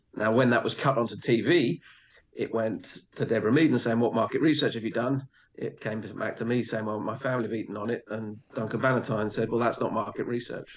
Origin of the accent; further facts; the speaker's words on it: England, United Kingdom; I grew up in a in a pretty small English um, village